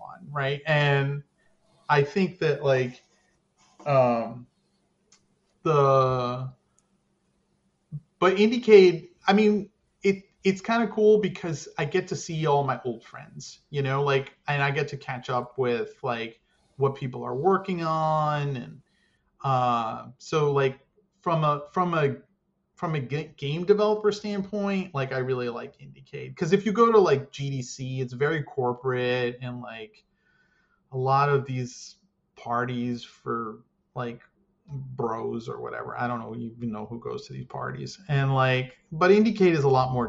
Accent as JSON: {"language": "English", "country": "United States", "said": "being American"}